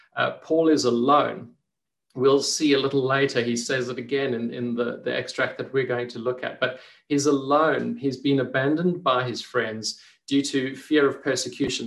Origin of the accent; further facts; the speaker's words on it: Port Elizabeth, Eastern Cape, South Africa; being a kid growing up in Port Elizabeth, it was just such a, a, lovely place to to grow up